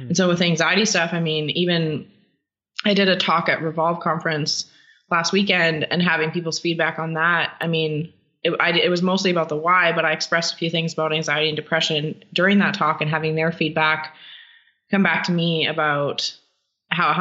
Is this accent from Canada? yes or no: yes; Canada; I'm a terrible Canadian